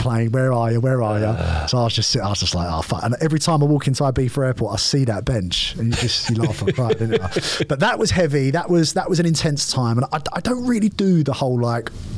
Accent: London, United Kingdom; I'm from East London, I'm born and raised, you know, 30 years I lived here

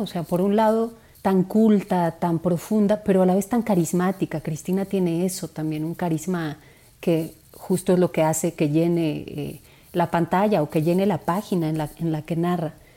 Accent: Mexico City, Mexico; Yo crecí en Santa María la Ribera, que es un barrio complejo

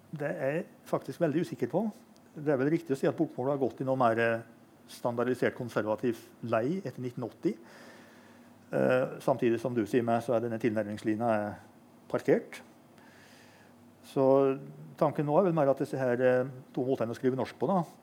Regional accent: Innlandet, Norway; Innlandet, som der jeg kommer fra

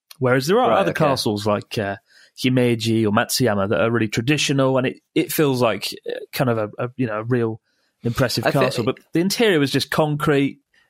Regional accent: Australia; To his delight, I was from Australia, which prompted him to immediately pull out a collection of photographs from his pocket depicting iconic Australian places.

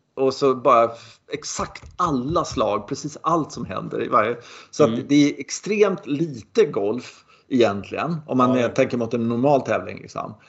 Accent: Sweden; jag är svensk

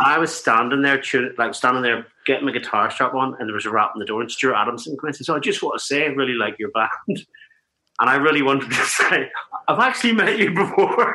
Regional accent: Larne and Ballyclare, Northern Ireland, United Kingdom; we're from Northern Ireland, we're from a little town in Northern Ireland, Larne and Ballyclare in Northern Ireland

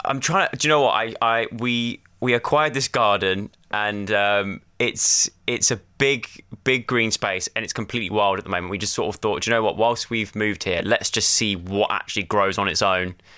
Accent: Lacock, South West England, United Kingdom; moved away as an adult; also born or lived in London; I grew up in Wiltshire, uh, in a little tiny village called Laycock in Wiltshire

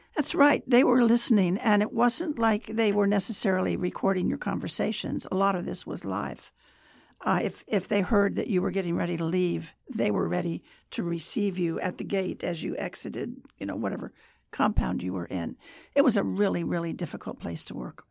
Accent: Kansas, United States; moved away as an adult; also born or lived in Germany; I was from Kansas

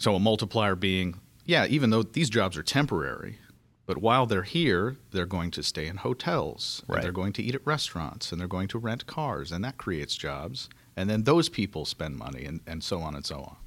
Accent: Kentucky, United States; my home state of Kentucky

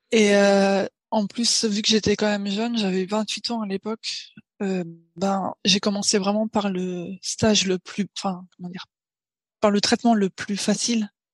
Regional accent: Paris, Île-de-France, France; moved away as an adult; now in Tokyo, Japan; je suis née à Paris et là maintenant j'habite à Tokyo. Ça va faire huit ans

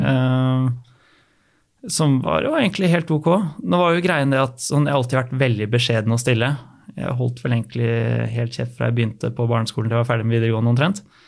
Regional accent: Asker, Akershus, Norway; moved away as an adult; now in Bergen, Norway; vokste jeg opp i Asker og har bodd der eh, hele veien fram til rundt ti år siden

